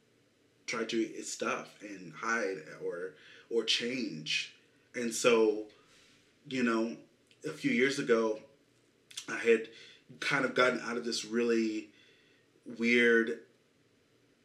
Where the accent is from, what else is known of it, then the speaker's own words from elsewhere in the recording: Kansas City, Missouri, United States; I'm from Kansas City